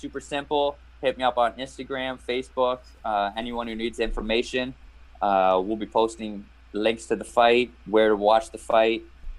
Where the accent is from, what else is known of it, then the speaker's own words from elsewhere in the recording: Canada; Yes, very rare Canadian.